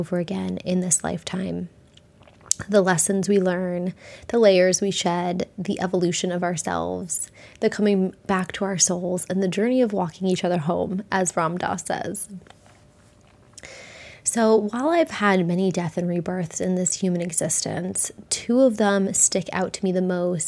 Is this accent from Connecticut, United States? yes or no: yes; near Lyme, Connecticut, United States; I grew up in Connecticut, near Lyme, Connecticut.